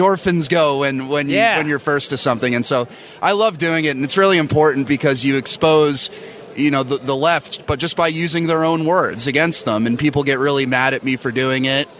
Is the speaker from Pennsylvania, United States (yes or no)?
yes; Bucks County, Pennsylvania, United States; also born or lived in Northeast Philadelphia; I was born in Northeast and grew up in Bucks County, just outside the city